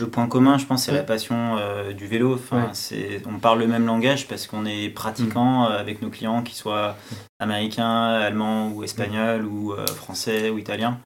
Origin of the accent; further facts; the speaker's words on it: France; pour nous, en tant que Français